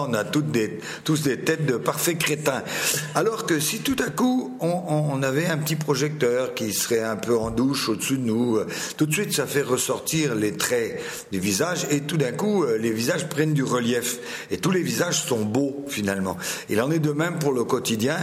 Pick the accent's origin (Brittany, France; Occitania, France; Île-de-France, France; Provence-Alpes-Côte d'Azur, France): Brittany, France; Finistère; je viens du Finistère, c'est la pointe de Bretagne